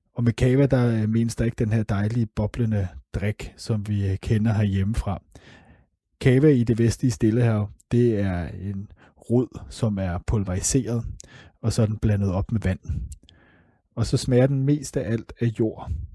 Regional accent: Denmark; Vi har som danskere et af de allerbedste pas i hele verden.

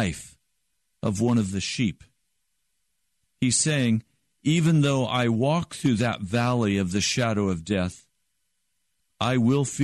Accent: Denver, Colorado, United States; I was raised in cattle country and sheep country. I was born in Denver, Colorado

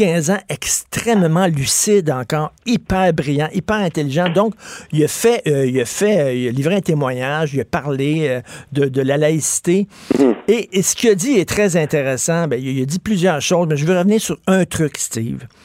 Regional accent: Montreal, Quebec, Canada; je viens de Verdun, un milieu, puis le coin pauvre de Verdun, c'est un milieu pauvre, c'est un milieu très modeste

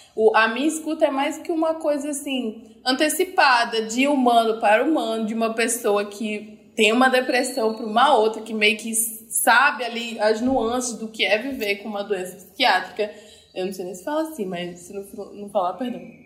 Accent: Recife, Pernambuco, Brazil; moved away as an adult; also born or lived in Rio de Janeiro; eu sou de Recife, mas em 2015 eu mudei para o Rio de Janeiro, fiquei lá durante cinco anos

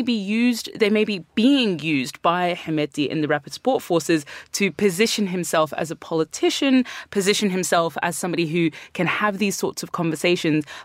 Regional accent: Sudan; born there; Yeah, so, I mean, I was born in Sudan

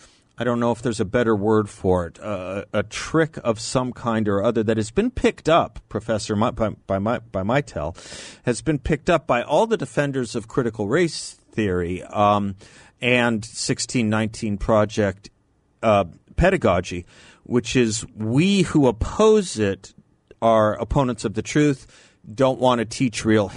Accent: Phoenix, Arizona, United States; I grew up in Phoenix, which does not have a large, and certainly back then did not have a large African-American population.

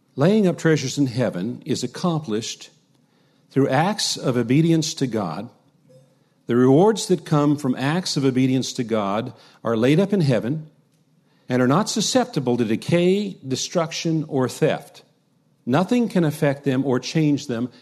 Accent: United States; us as American Christians

